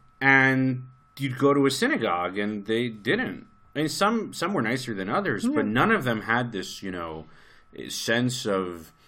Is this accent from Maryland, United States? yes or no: no; New York City, New York, United States; born or raised there